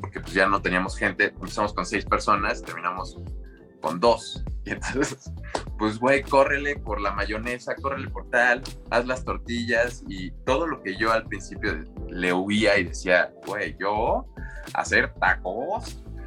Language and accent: Spanish; Mexico City, Mexico; moved away as an adult; also born or lived in Acapulco; llegar como chilango, con mentalidad chilanga a, una ciudad